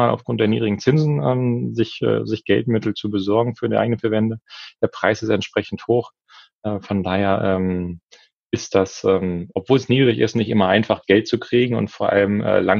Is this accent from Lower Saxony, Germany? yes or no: yes; Lower Saxony, Germany; now in Berlin, Germany; Niedersachsen. Niedersachsen. Wir sind beide aus Niedersachsen.